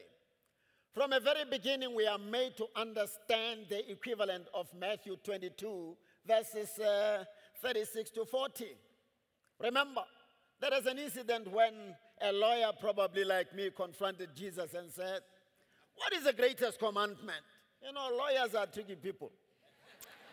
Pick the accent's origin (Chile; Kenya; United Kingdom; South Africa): South Africa; as a South African nation